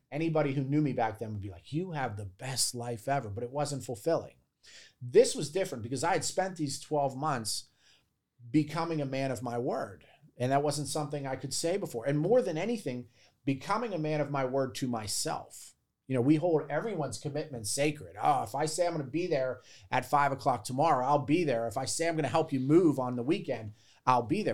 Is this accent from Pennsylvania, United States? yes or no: yes; Baldwin, Pennsylvania, United States; moved away as an adult; I grew up in Baldwin.